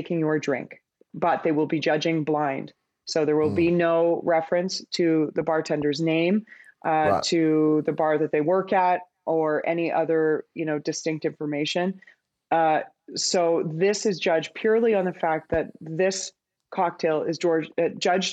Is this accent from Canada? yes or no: yes; Vancouver, British Columbia, Canada; I'm from Vancouver, and so that's like little Australia.